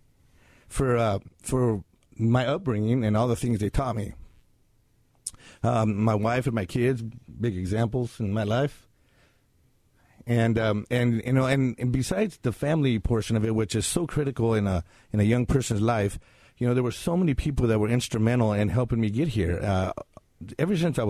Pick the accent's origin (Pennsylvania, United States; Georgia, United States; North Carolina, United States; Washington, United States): Washington, United States; Mesa; also born or lived in Kennewick, Washington / Pasco, Washington; I was born in Kennewick, Washington, actually, and then I was raised in Mesa up until I was about 18 years old